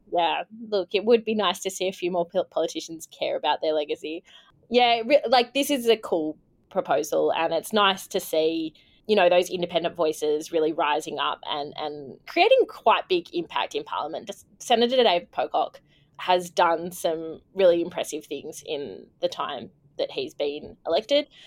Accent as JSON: {"language": "English", "town": "Canberra", "region": "Australian Capital Territory", "country": "Australia", "tie": "born or raised there", "moved": "yes", "said": "I am joining from Ngunnawal country in beautiful Canberra today in my lovely hometown."}